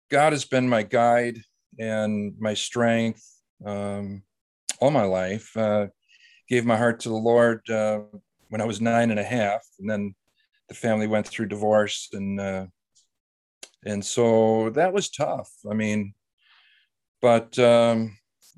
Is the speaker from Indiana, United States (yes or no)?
no; Wisconsin, United States; also born or lived in Baton Rouge; I grew up in Wisconsin area